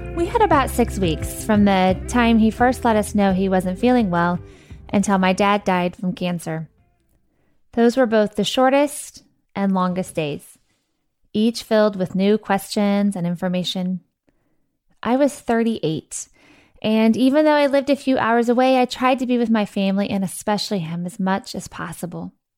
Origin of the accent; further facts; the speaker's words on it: Missouri, United States; I was born and raised in Missouri.